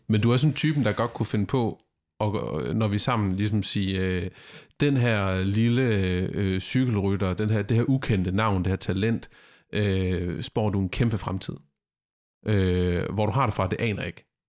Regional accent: Denmark; som dansker i cykelsporten lige nu

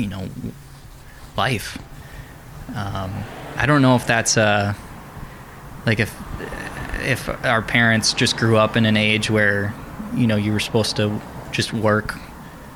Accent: Wisconsin, United States; moved away; also born or lived in Florida; I grew up in Wisconsin

